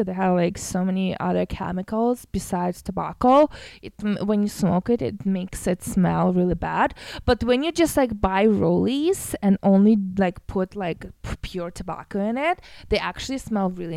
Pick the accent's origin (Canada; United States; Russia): Russia; moved away; I'm from Russia